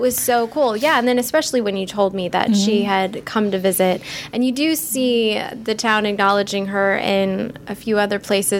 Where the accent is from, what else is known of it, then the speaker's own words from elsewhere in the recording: Florida, United States; I grew up in Florida